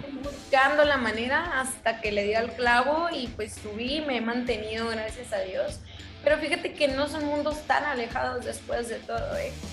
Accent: Hermosillo, Sonora, Mexico; moved away as an adult; Yo soy de Hermosillo, Sonora, súper mega orgullosa de la tierra que me vio nacer.

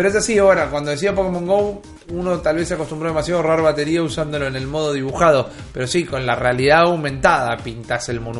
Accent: Argentina; Somos argentinos, nos pueden encontrar en YouTube, en iBooks, en Spotify.

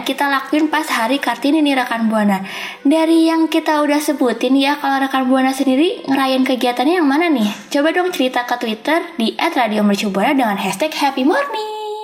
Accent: Java, Indonesia; iku juga dari Jawa

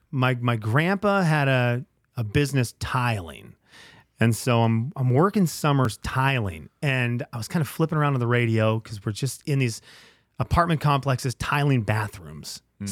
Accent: Venezuela; one of the things I'm most thankful about growing up in Venezuela is a sense of community

